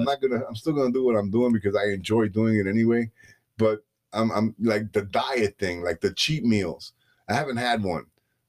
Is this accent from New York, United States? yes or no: yes; New York, United States; I'm from New York.